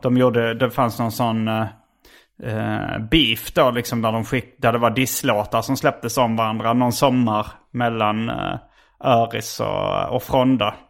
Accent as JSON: {"language": "Swedish", "town": "Lund", "region": "Skåne", "country": "Sweden", "tie": "born or raised there", "also_born_or_lived": "Hjärup", "said": "jag växte upp. Eh, alltså vi flyttade från Hjärup till Lund"}